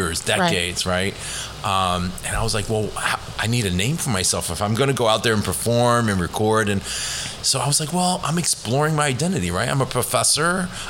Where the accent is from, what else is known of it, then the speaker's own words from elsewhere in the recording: Eastchester, New York, United States; also born or lived in Hong Kong; Eastchester. I grew up in Eastchester